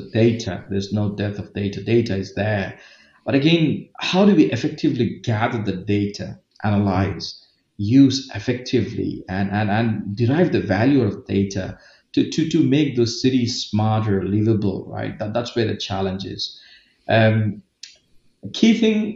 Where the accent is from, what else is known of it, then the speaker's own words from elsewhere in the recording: India; moved away as an adult; also born or lived in Pune, India / Dublin, Ireland / Middle East; I'm from India